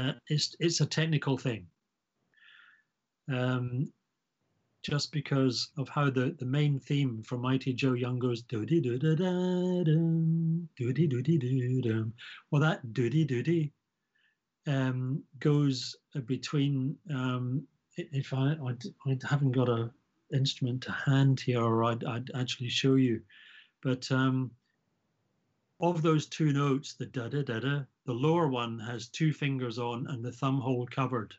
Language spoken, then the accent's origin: English; Scotland, United Kingdom; growing up in Scotland